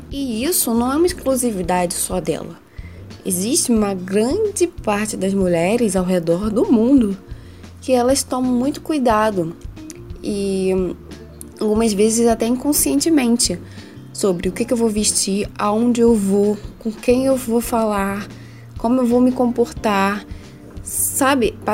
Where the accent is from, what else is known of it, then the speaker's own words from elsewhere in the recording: Rio de Janeiro, Brazil; Eu sou carioca, então imagina um calor, um caos total.